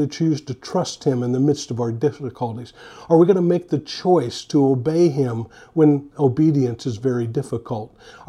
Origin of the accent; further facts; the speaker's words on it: San Francisco, California, United States; I grew up in the San Francisco area. I was a huge San Francisco fan, and I was hoping they would pick me.